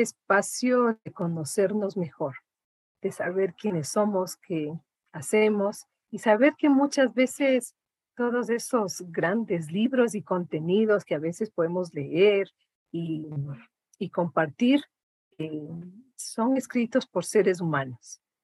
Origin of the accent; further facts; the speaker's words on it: Imbabura, Ecuador; yo vengo de, eh, de una de las provincias más lindas del Ecuador, que es la provincia de Imbabura